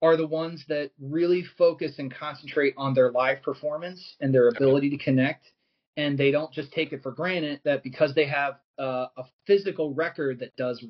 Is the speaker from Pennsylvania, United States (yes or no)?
yes; Philadelphia, Pennsylvania, United States; as a Philadelphian, I would say, like, I feel like New York is definitely a part of my DNA